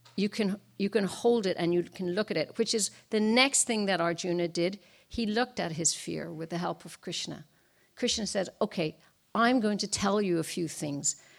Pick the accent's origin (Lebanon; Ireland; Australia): Ireland; now in Washington, D.C., United States; I was born and raised in Ireland.